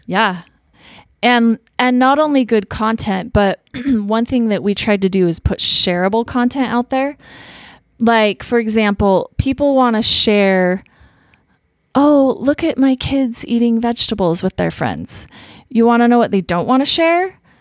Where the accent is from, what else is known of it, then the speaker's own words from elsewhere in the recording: Utah, United States; growing up in Utah